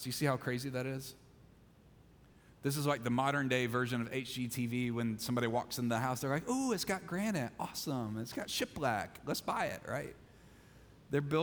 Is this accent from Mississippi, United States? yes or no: yes; Mississippi, United States; I'm from Mississippi